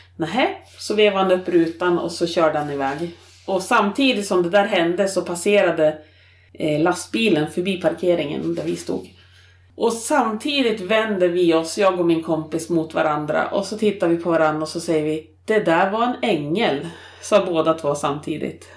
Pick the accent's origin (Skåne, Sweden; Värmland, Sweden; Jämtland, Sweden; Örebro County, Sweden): Jämtland, Sweden; moved away as an adult; now in Norrbotten, Sweden; från Jämtland. Mitten i en barnaskara av fem